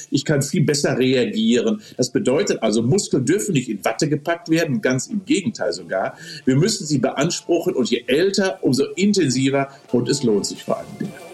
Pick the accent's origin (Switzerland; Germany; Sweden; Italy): Germany; bei uns in Deutschland